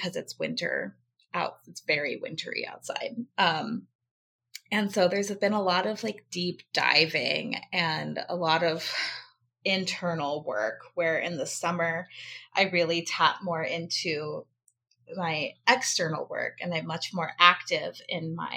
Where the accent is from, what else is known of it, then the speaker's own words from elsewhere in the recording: Alaska, United States; Born and raised in Alaska